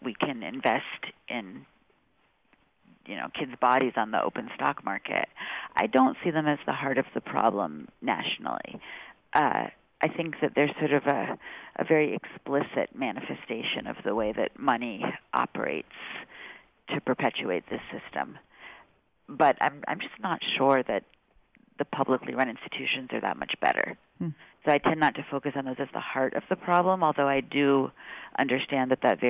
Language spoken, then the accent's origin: English; California, United States; I'm from California